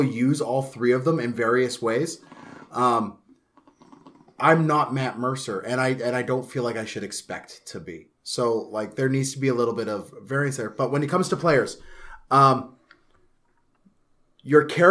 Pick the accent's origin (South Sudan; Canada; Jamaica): Canada; being Canadian. We're such a melting pot here